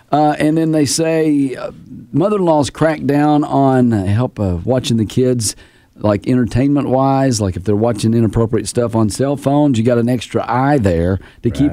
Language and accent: English; Southern California, United States; I'm from Southern California